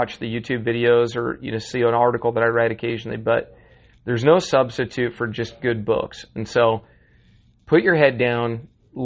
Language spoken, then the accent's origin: English; Washington, United States; I grew up right outside Mount Rainier National Park